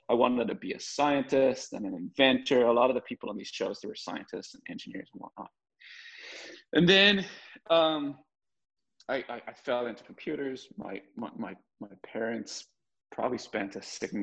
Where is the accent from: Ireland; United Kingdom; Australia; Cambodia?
Ireland; Dublin, Leinster; moved away as an adult; also born or lived in San Francisco Bay Area; I was born in Dublin, Ireland.